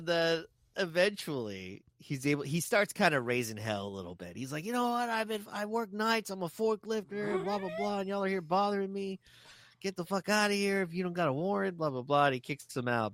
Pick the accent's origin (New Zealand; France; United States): United States; Texas; they know I'm from Texas.